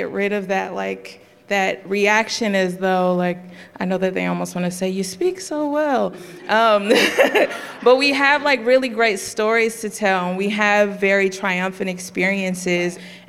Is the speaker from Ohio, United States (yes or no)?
no; Oakland, California, United States; so where are you from? I'm like, oh, right here.